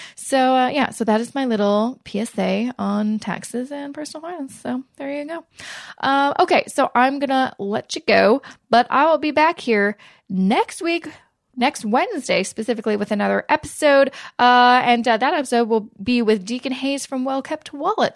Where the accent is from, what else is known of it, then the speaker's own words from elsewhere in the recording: Canada; we're Canadian